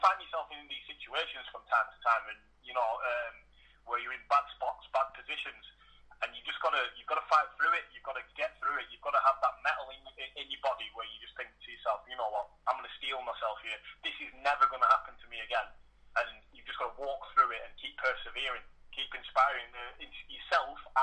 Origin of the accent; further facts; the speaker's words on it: Blackburn, North West England, United Kingdom; moved away as an adult; also born or lived in Preston / Leyland; I was from Blackburn originally. I got married and I moved to Preston.